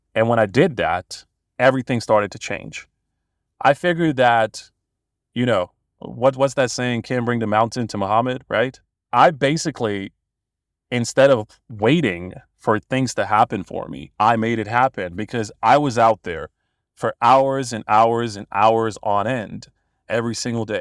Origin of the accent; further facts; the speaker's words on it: Bosnia & Herzegovina; I'm from Bosnia originally. I'm a Bosnian born and bred